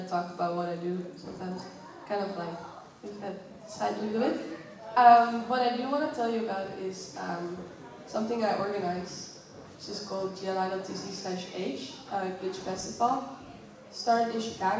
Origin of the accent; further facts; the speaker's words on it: Netherlands; I come from the Netherlands